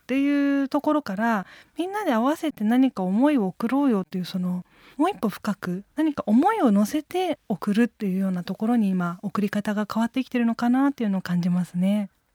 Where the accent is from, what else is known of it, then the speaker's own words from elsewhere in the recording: Chiba bedroom town, Japan; also born or lived in Tokyo; 東京で生まれて千葉のベッドタウンで育っていて